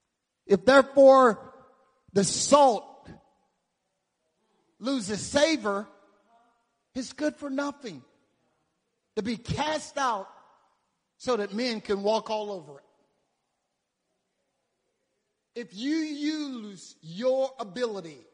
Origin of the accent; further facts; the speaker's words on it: the South, United States; I grew up in the South, and we kill hogs and all that stuff